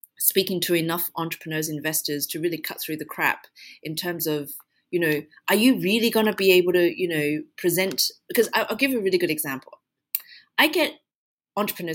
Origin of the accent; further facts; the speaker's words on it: Australia; now in United Arab Emirates; I'm from Australia